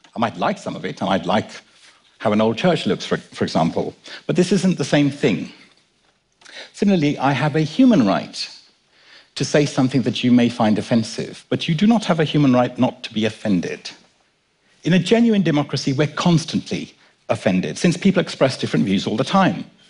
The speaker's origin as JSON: {"language": "English", "region": "London", "country": "United Kingdom", "tie": "born or raised there", "also_born_or_lived": "Kenya", "said": "My dad and I were born in Kenya, and I was brought up in London"}